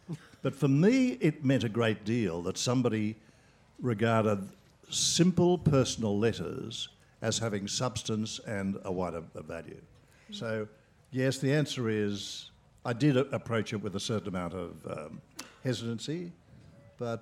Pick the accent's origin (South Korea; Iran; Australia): Australia; Sydney, New South Wales; I was born in the Depression in Australia. I lived in Sydney and grew up in Sydney.